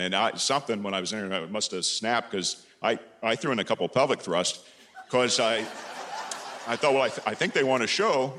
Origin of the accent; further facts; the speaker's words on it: Carmel, Indiana, United States; I've come all the way from my hometown of Carmel, Indiana